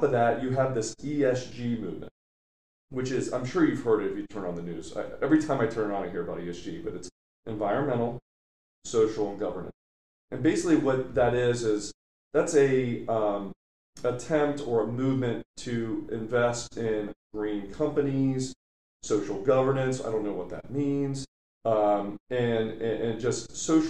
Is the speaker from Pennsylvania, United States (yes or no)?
no; Ohio, United States; I'm from Ohio